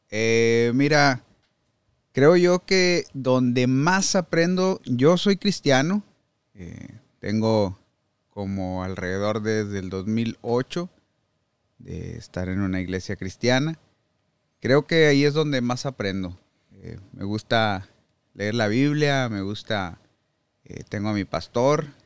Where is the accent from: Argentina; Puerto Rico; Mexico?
Mexico; Saltillo, Coahuila; moved away as an adult; now in United States; Yo soy de Saltillo, Coahuila. Ahí nací, y ahí crecí.